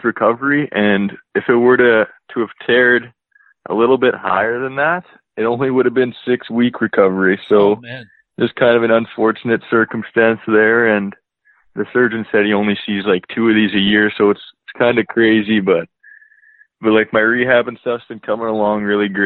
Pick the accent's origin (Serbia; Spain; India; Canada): Canada; Leduc, Alberta; also born or lived in Seattle / Kelowna; Born and raised here